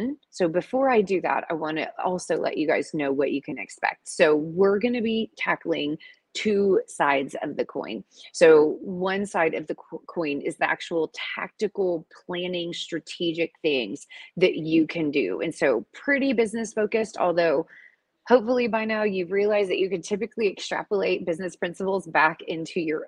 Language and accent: English; Atlanta, Georgia, United States; moved away; I am in the ATL, the Dirty South, y'all, for a speaking engagement this week. Super exciting. And this is my hometown, so I'm in my old stomping ground.